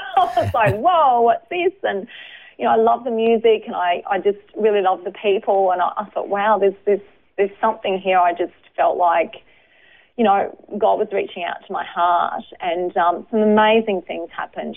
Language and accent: English; Brisbane, Queensland, Australia; I was born in Brisbane, um, lived over the north side of Brisbane in Hendra